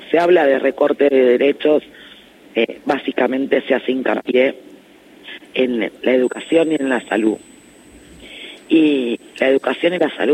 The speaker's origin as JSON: {"language": "Spanish", "region": "Buenos Aires Province", "country": "Argentina", "said": "La verdad que los bonaerenses estamos haciendo un trabajo muy intenso en estos días, barrio por barrio, casa por casa"}